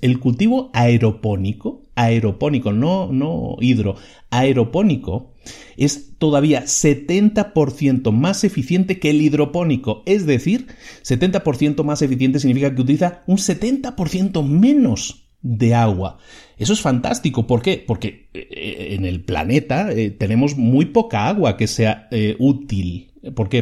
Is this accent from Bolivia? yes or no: no; Spain; Yo soy originario de España.